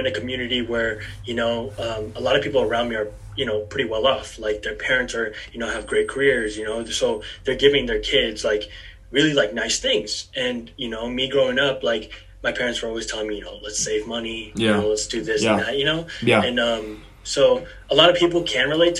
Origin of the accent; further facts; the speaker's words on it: Dublin, California, United States; also born or lived in Daly City, California; I'm from Dublin, California. It's a small town in Northern California, East Bay